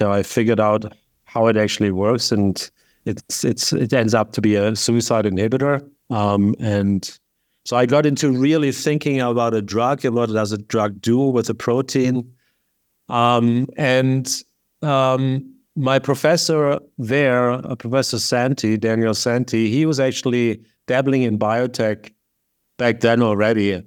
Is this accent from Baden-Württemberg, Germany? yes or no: yes; Lake Constance, Baden-Württemberg, Germany; moved away; Originally from southern Germany, not Bavaria, which is very important, but there's the southwest state called Baden-Württemberg, and there's a beautiful lake called Lake Constance, and very close to the mountains.